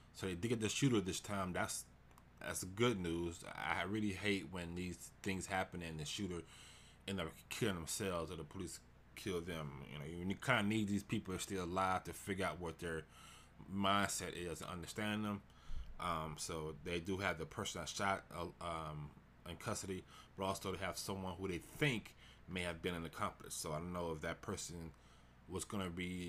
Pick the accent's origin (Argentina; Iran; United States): United States; Houston, Texas; which is in Houston. It's my hometown.